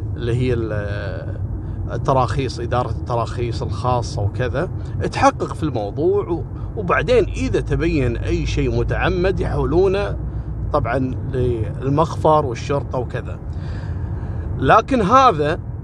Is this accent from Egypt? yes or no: no; Kuwait; عندنا في الكويت